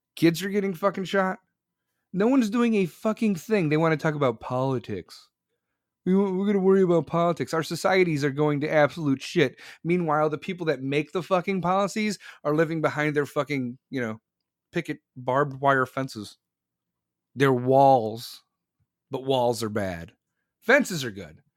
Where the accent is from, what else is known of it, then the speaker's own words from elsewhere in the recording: Chicago, Illinois, United States; I'm from Chicago